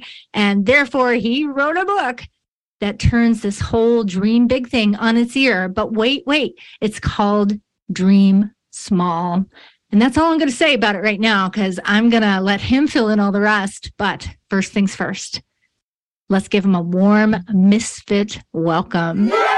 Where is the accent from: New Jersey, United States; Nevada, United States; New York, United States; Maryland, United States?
New York, United States; But I'm actually from the other side of the state where we talk like this.